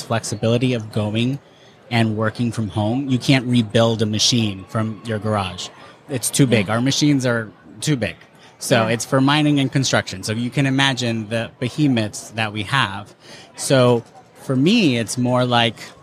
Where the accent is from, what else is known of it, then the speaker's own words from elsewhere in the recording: New Jersey, United States; I'm an East Coaster. I'm from New Jersey.